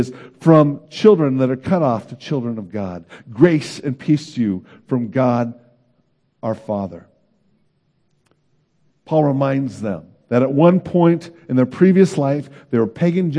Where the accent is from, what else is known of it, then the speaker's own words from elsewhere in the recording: Oakland, California, United States; moved away as an adult; also born or lived in Davis, California / Santa Barbara, California / Chicago; I grew up in Oakland, California